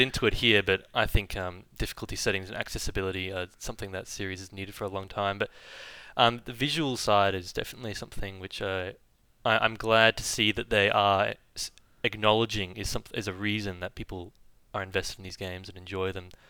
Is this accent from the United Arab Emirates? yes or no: yes; Dubai, United Arab Emirates; moved away; I grew up in the United Arab Emirates in Dubai